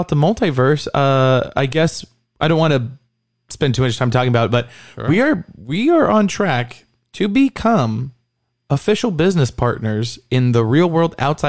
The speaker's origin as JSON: {"language": "English", "region": "California", "country": "United States", "said": "And even though we're from California and we love our home state"}